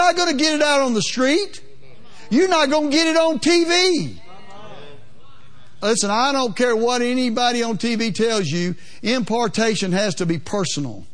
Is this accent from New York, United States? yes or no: no; Louisiana, United States; I'm from Louisiana, a little more plain spoken than you guys are out here